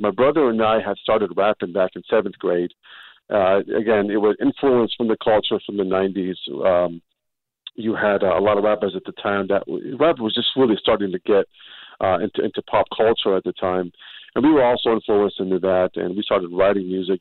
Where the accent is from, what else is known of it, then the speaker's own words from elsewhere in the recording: California, United States; moved away as an adult; also born or lived in Northern Iraq; now in Kentucky, United States; when we came from the Middle East, we went straight to California, and we've been there ever since.